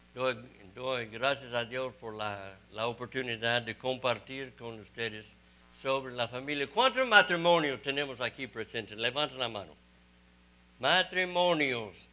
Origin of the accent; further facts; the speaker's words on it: Texas, United States; also born or lived in Mexico; soy de Texas y estoy en Mississippi